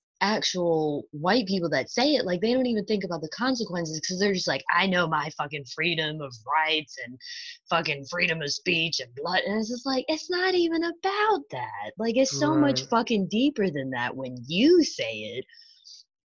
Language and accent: English; New York, United States; me being a New Yorker